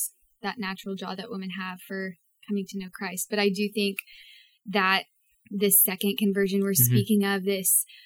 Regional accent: East Texas, United States; I grew up in Bible Belt, Texas, in East Texas

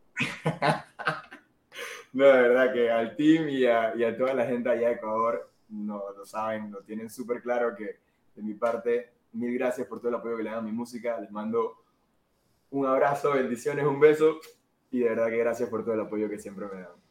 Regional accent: Panama; soy un chico de Panamá

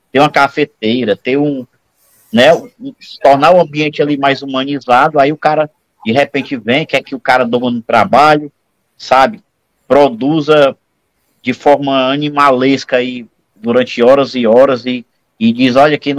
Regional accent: Ceará, Brazil; Eu vou chamar de fuleirais, que eu sou cearense.

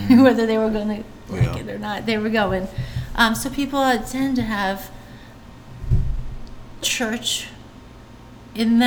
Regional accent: right outside Philadelphia, Pennsylvania, United States; accent: Philly; moved away as an adult; also born or lived in Dallas, Texas / Miami, Florida; now in Augusta, United States; I spent most of my time growing up right outside Philadelphia

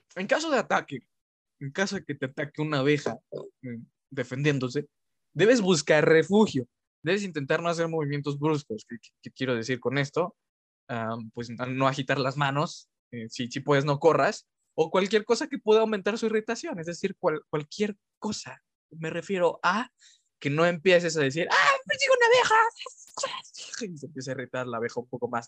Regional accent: Orizaba, Veracruz, Mexico; moved away; cuando era pequeño, yo vivía en Orizaba

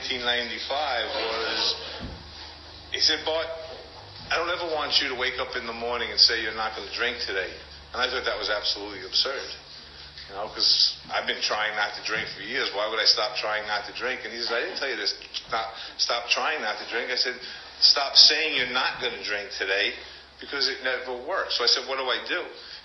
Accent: New York City, New York, United States; moved away as an adult; now in Sedona, United States; I was born and raised right here in Queens

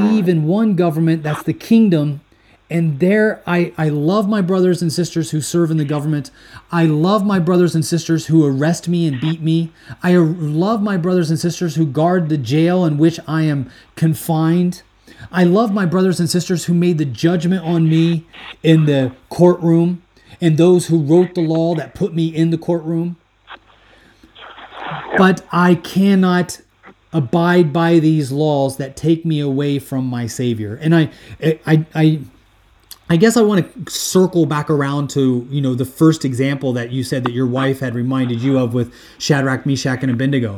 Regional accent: United States; moved away as an adult; now in Sweden; being born and raised in the U.S., United States, having a military background

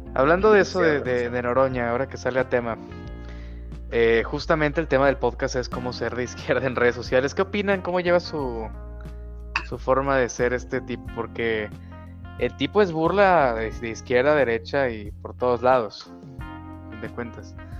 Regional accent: Guadalajara, Jalisco, Mexico; yo soy de Guadalajara

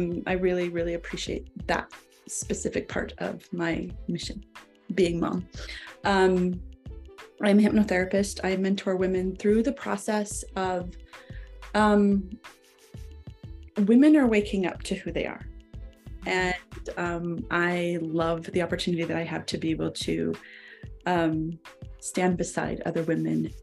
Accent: Idaho, United States; also born or lived in Wyoming; now in Utah, United States; I hail from the Rocky Mountains, originally from Wyoming. Well, originally from Idaho. But I live now in Utah

